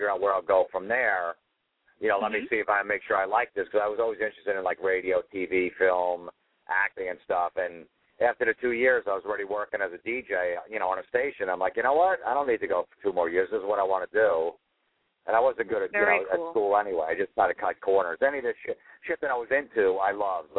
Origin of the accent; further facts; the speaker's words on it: New Jersey, United States; also born or lived in Fort Lauderdale, Florida; I grew up in New Jersey, pretty much lived here most of my life. I lived a few years down in Fort Lauderdale, Florida